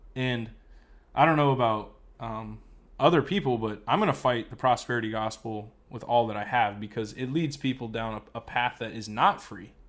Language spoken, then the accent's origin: English; United States